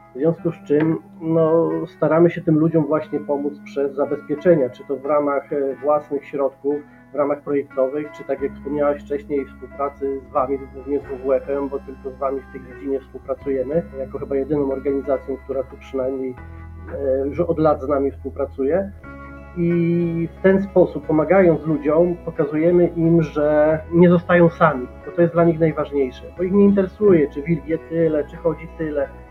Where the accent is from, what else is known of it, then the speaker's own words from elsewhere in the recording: Subcarpathian Voivodeship, Poland; u nas na Podkarpaciu